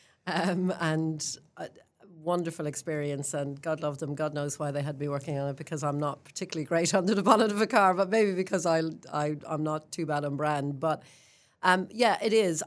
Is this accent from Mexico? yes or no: no; Ireland; moved away as an adult; now in Queenstown, New Zealand; I'm an Irish girl who grew up in a country that talked about religion and politics my whole life